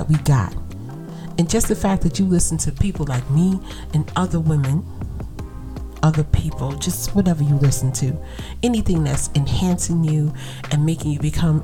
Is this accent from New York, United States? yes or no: yes; New York City, New York, United States; accent: Brooklyn vernacular; I'm from Brooklyn